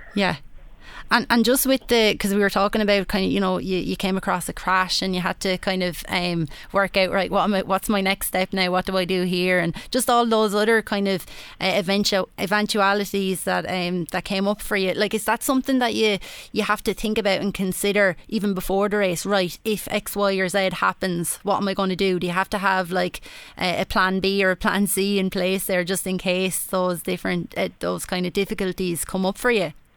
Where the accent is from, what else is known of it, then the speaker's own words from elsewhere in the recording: Wexford, Leinster, Ireland; accent: Wexford; my, my accent that I'm a, a Wexford yeah, woman